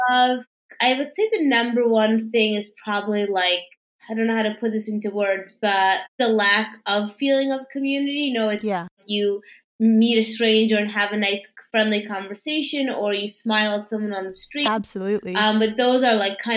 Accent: New York City, New York, United States; Yes, I'm originally from New York. I actually grew up in Manhattan. Manhattan, um, and I have mm-hmm. lived here my whole life. So I grew up um, in Midtown, and then in, on the Upper East Side, and now I'm actually in NoHo.

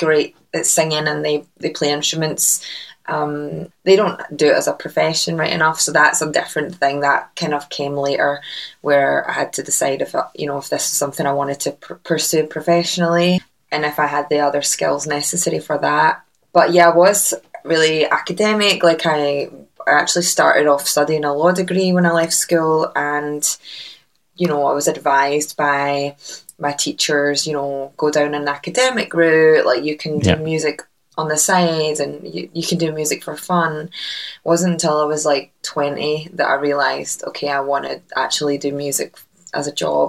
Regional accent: Uddingston, Scotland, United Kingdom; accent: Scottish; I'm from a little town called Uddingston, just outside of Glasgow.

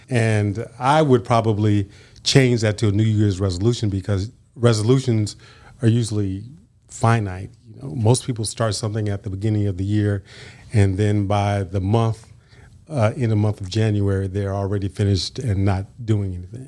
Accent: San Francisco Bay Area, Northern California, United States; moved away as an adult; also born or lived in Brownsville, Tennessee / Los Angeles; now in West Tennessee, United States; I grew up in Northern California, San Francisco Bay Area

